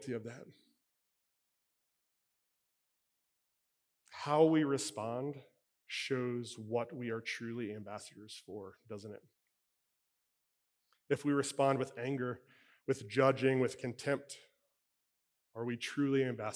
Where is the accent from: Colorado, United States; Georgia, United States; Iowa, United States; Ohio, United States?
Ohio, United States; Cincinnati; now in Pittsburgh, United States; I was born and raised in Cincinnati